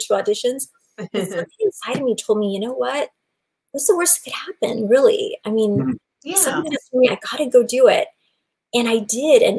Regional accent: Bay Area, Silicon Valley, Northern California, United States; I grew up in Northern California in the Bay Area, Silicon Valley

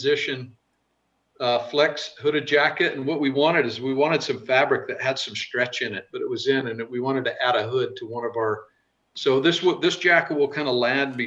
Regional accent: the West, United States; I'm from the West

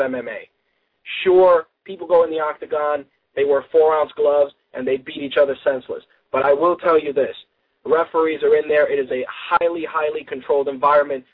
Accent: New York, United States; as a New Yorker

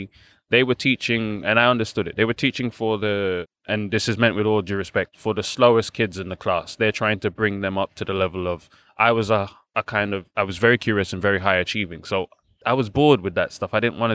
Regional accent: Balham, London, United Kingdom; So I was born in London, St. George's to be exact, so Tooting, not far from here. And then I grew up in Balham with my grandparents, my mom and my grandparents and my elder sister.

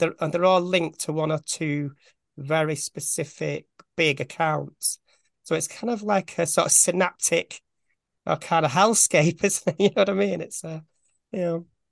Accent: Bolton, North West England, United Kingdom; I'm from Bolton, which is just outside Manchester

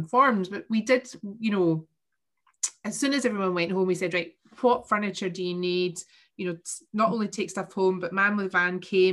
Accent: Stirling, Scotland, United Kingdom; also born or lived in Cumbernauld; we moved from Cumbernauld to Stirling

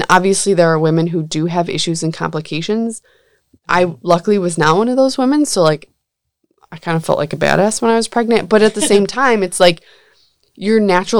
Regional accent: Coney Island, New York, United States; I'm from Coney Island.

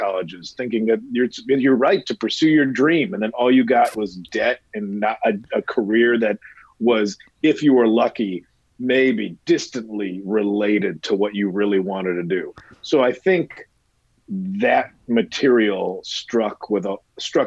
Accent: Midwest, United States; moved away as an adult; now in Los Angeles, United States; I'm from the Midwest

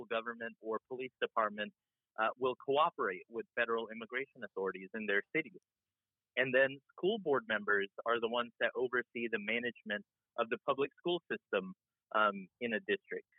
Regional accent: Georgia, United States; I also grew up in Georgia

